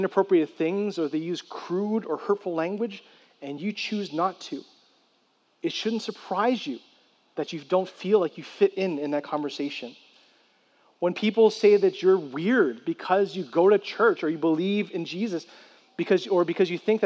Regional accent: San Francisco, California, United States; I grew up in San Francisco

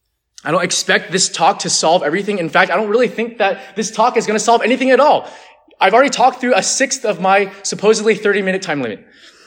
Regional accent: California, United States; And some of you guys don't know this about me, but I'm actually from the Bay Area, so actually it was a 2-hour drive, not a 9-hour drive.

